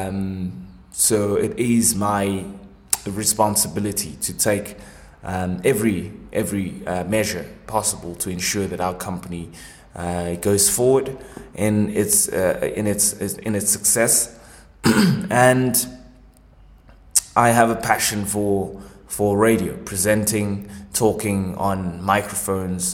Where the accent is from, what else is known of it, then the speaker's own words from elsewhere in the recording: Cape Town, Western Cape, South Africa; I was born in Cape Town.